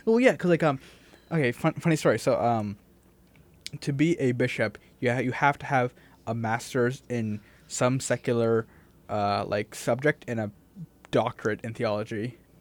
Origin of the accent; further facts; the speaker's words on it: Massachusetts, United States; I'm from Massachusetts